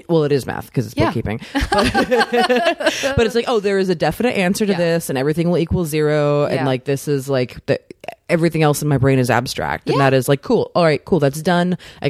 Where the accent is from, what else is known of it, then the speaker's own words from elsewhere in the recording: Maryland, United States; Kind of smack dab, like right by Annapolis, kind of right between Baltimore and DC.